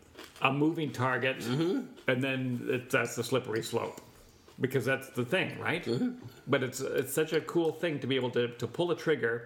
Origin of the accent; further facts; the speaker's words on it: Canada; we're Canadian